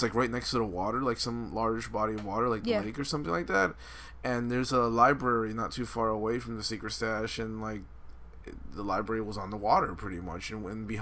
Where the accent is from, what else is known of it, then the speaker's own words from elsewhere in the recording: Miami, Florida, United States; We're from Miami